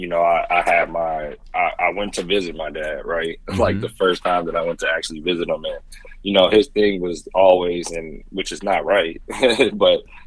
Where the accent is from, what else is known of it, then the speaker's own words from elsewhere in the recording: Indianapolis, Indiana, United States; also born or lived in West Lafayette, Indiana; I was born and raised in Indy.